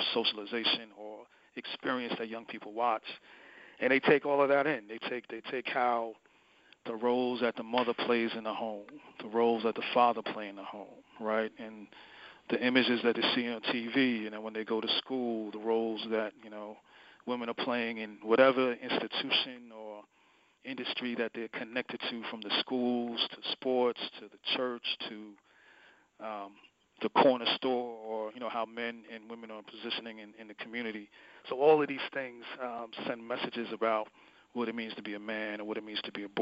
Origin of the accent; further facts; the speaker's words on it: New York City, New York, United States; I was born in New York City. I have, you know, family from the West Indies and Caribbean. But, you know, so there's a lot of values just from and experiences just from, you know, being raised in New York City